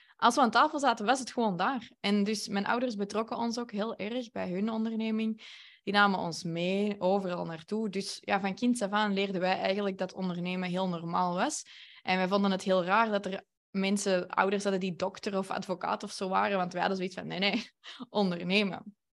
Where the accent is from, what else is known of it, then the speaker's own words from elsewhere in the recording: Antwerp, Flanders, Belgium; Ik ben van Antwerpen